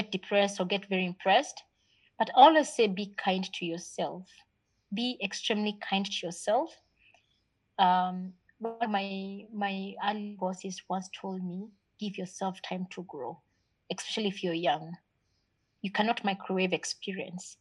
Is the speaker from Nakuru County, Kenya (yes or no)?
yes; Nakuru, Nakuru County, Kenya; also born or lived in Mathare, Nairobi / Pangani, Nairobi; I was born in Mathare. Mm-hmm. I grew up in Nakuru